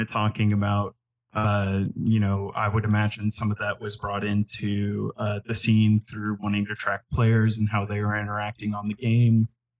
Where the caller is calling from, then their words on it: Fayetteville, Arkansas, United States; Fayetteville, Arkansas.